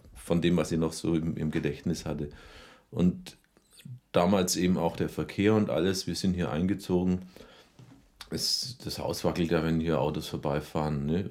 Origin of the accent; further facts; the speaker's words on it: Rothenburg ob der Tauber, Bavaria, Germany; moved away; also born or lived in Berlin / Munich; ich bin gebürtiger Rodenburger und richtig zurückgekehrt bin ich 1986